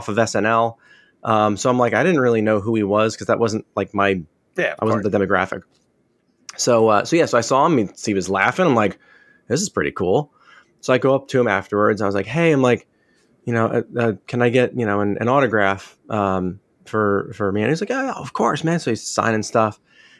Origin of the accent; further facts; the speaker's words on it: Springfield, New Jersey, United States; I grew up in Springfield